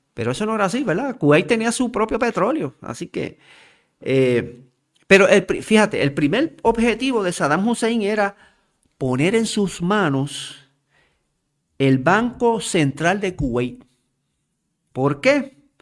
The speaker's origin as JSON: {"language": "Spanish", "country": "Puerto Rico", "said": "como puertorriqueños"}